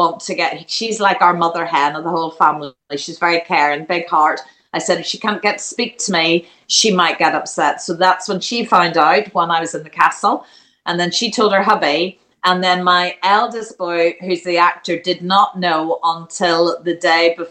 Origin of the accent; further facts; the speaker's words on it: Ireland; now in England; I love being from Ireland. I am Irish through and through